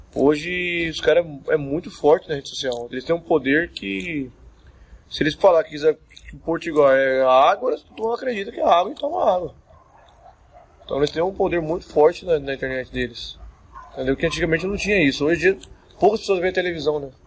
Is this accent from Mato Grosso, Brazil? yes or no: yes; Cuiabá, Mato Grosso, Brazil; also born or lived in Santos, São Paulo; eu nasci em Santos, São Paulo. Santos. Sou santista. E é, com seis anos eu vim pro, pra Cuiabá